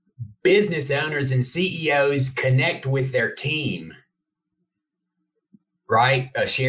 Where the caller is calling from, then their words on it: Emory, Texas, United States; Emory, Texas, near Dallas.